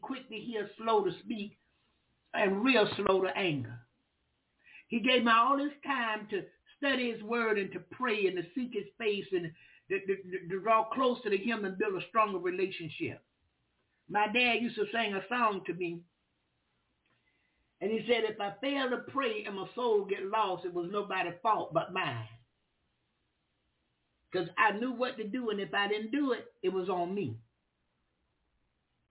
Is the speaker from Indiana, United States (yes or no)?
no; Jacksonville, Florida, United States; we Southern. We from the country. I'm from Jacksonville, Florida. That's the country.